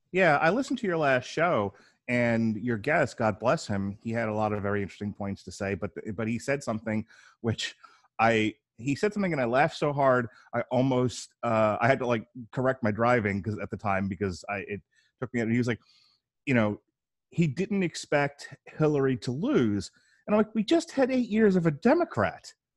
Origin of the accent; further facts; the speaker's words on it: New York, United States; now in Florida, United States; I'm originally from New York, now living in the sunny state of Florida.